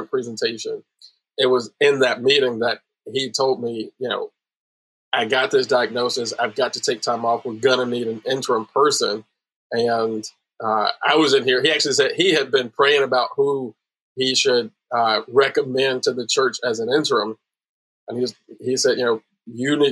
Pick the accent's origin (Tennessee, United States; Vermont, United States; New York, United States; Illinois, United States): Illinois, United States; Chicago; I grew up in Chicago